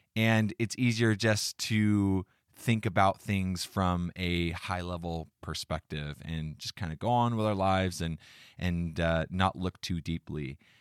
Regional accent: United States; I was born in America, a free country

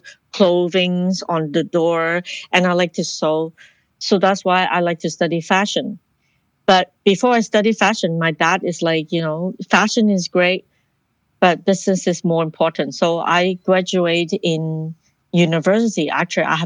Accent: Ottawa, Ontario, Canada; moved away as an adult; also born or lived in Hong Kong / Toronto / United States; now in Vancouver, Canada; I was born in Hong Kong, raised in Ottawa, and then I moved to Toronto to study fashion design.

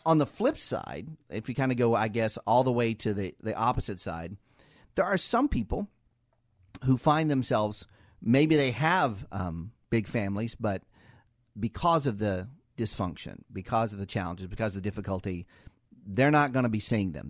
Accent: Ohio, United States; now in Washington metro area, United States; we're both from Ohio

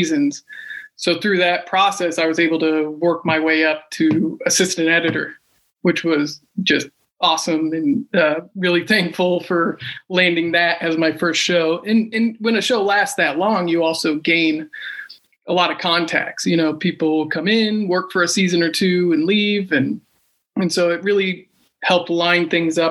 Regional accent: Kansas, United States; moved away as an adult; now in Los Angeles, United States; I'm originally from Kansas and moved out to LA when I was 20

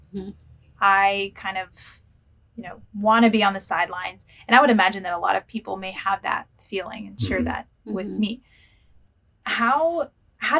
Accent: United States; as an American

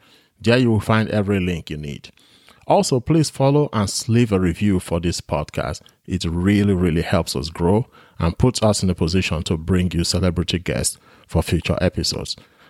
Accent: Nigeria; I'm a Nigerian.

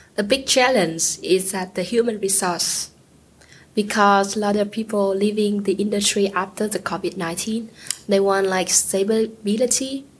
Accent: Vietnam; I'm from Vietnam, a uh, South Asian country

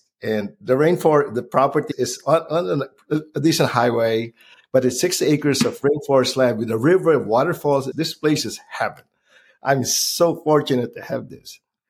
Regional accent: California, United States; now in Philippines; I'm from Southern California. I moved to LA in 1983. Young kid.

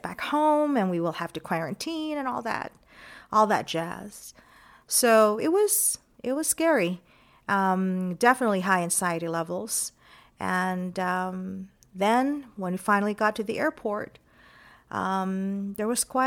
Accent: El Paso, Texas, United States; my hometown of El Paso, Texas

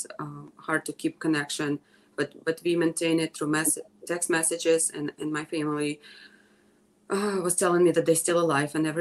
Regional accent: Kremenchuk, Poltava Oblast, Ukraine; moved away as an adult; also born or lived in Kyiv, Ukraine; now in Toledo, United States; I was born in Ukraine, in the central part of Ukraine. It's a city called Kremenchuk. And I moved there at the age 19 to Kyiv

